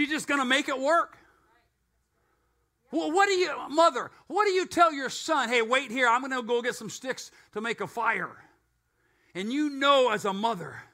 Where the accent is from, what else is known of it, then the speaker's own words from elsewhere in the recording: United States; I'm an American